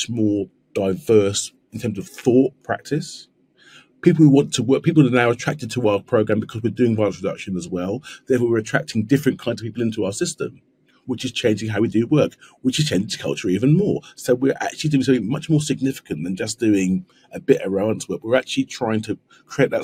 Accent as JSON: {"language": "English", "region": "London", "country": "United Kingdom", "said": "I'm from South East London. You can probably tell by the accent"}